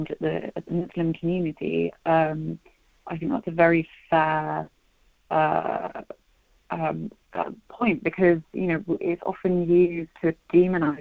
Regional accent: United Kingdom; I'm white British

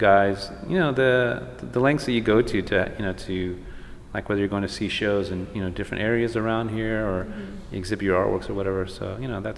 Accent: El Paso, Texas, United States; now in Los Angeles, United States; growing up in El Paso, and then I have family from like Marfa, Presidio area

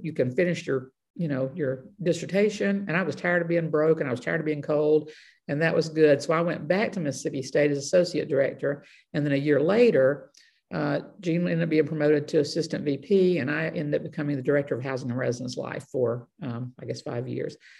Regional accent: Bremen, Georgia, United States; moved away as an adult; also born or lived in Carrollton, Georgia; now in Rossville, United States; I got offered a job back in my hometown, didn't know what I wanted to do yet, um, back in Bremen

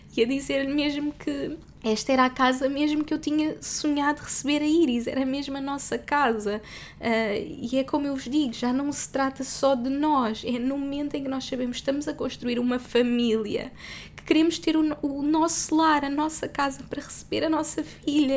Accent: Portugal; moved away as an adult; sou portuguesa

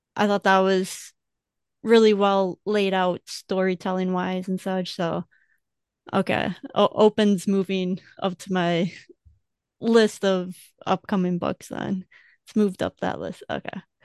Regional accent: Wisconsin, United States; growing up in Wisconsin

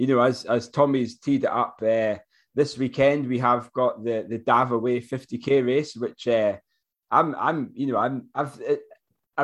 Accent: Forres, Scotland, United Kingdom; Forres, which is my hometown.

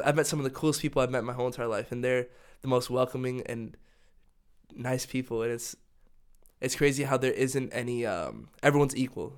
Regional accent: Dallas, Texas, United States; moved away as an adult; also born or lived in North Carolina / Ecuador; now in Denmark; originally, home was Dallas, Texas for me with my family

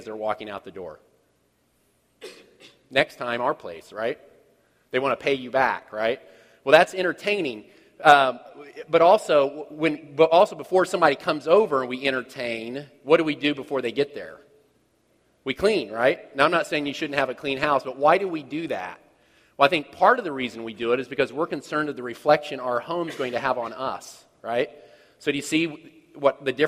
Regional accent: Kansas City, United States; I'm from Kansas City.

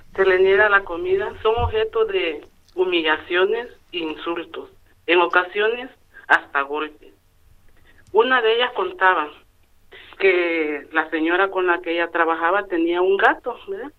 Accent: Honduras; moved away as an adult; now in Utiel, Spain; soy hondureña. Hace ocho años que resido aquí en España y seis años de estar aquí en Utiel.

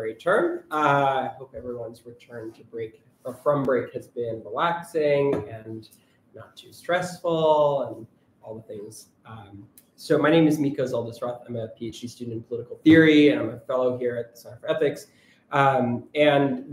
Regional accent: New York City, New York, United States; I grew up in New York City on the Upper West Side

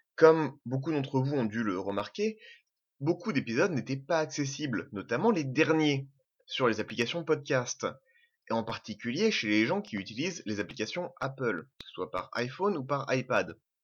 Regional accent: Normandy, France; also born or lived in French Algeria (pied-noir); je suis normand je suis pied-noir je suis français

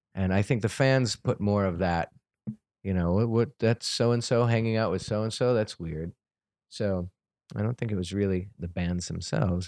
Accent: New York, United States; I grew up in New York

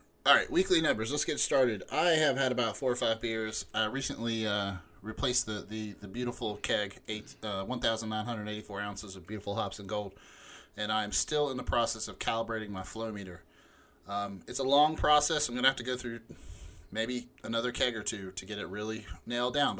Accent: Huntington, West Virginia, United States; moved away; also born or lived in Kentucky; Shay and I grew up in Huntington, West Virginia

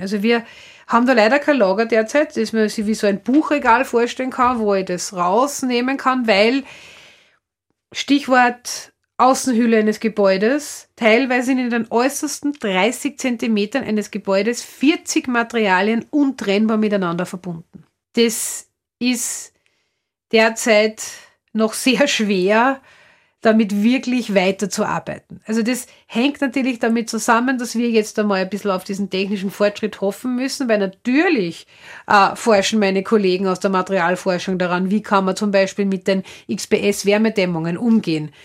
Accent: Upper Austria, Austria; Man hört vielleicht an meiner Sprache, ich stamme aus Oberösterreich

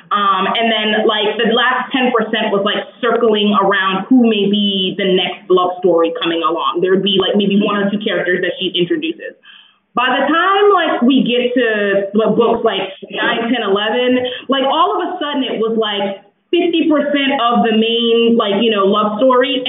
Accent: Newark, New Jersey, United States; I grew up in Newark.

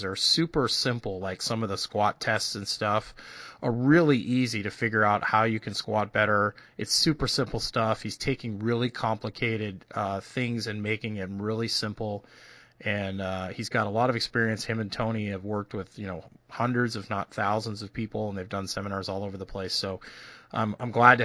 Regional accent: Edmonton, Alberta, Canada; also born or lived in Red Lake, Ontario / Winnipeg, Manitoba; now in United States; I grew up in the Edmonton area.

